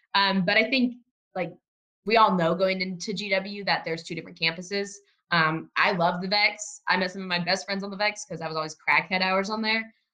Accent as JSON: {"language": "English", "region": "Oklahoma", "country": "United States", "tie": "born or raised there", "moved": "as an adult", "lives_now": "Washington, D.C., United States", "said": "I am originally from a small college town in Oklahoma. I am like a country girl."}